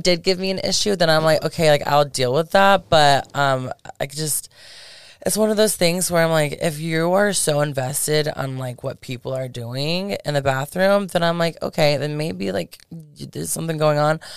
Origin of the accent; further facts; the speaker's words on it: Polk County, Florida, United States; moved away as an adult; also born or lived in Tampa, Florida; now in Las Vegas, United States; I'm originally from Tampa, but I grew up in Polk County in Florida.